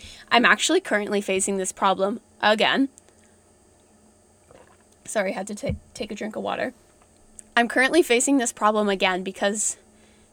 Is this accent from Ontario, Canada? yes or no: yes; Ontario, Canada; I'm from Ontario